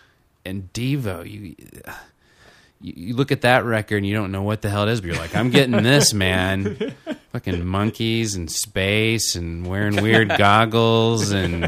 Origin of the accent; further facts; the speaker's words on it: Little Rock, Arkansas, United States; I'm from Little Rock, Arkansas